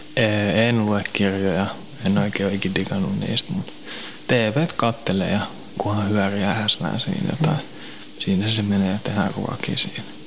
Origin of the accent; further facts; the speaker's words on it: Helsinki, Uusimaa, Finland; also born or lived in Kirkkonummi / Pornainen; mä oon Helsingistä kotoisin.